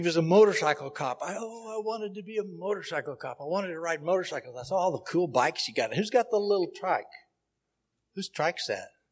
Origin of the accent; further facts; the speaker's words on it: Oklahoma City, Oklahoma, United States; I am originally from Oklahoma City